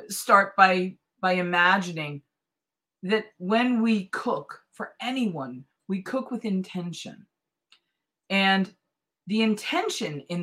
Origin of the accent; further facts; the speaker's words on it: East Coast, United States; grew up on the East Coast with Pepperidge Farm